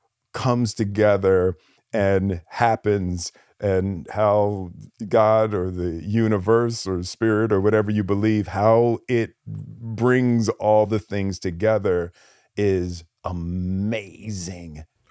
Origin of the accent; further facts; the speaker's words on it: Philadelphia, Pennsylvania, United States; I grew up in Philly, and you know, fighting was a real thing.